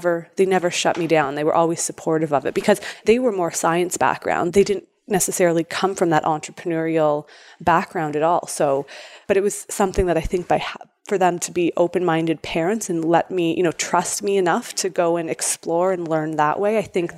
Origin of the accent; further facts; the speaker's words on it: Toronto, Ontario, Canada; It is my hometown.